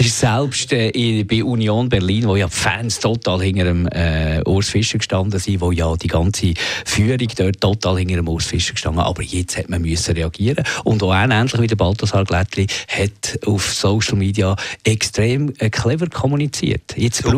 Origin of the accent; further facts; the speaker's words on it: Switzerland; hier bei uns in der Schweiz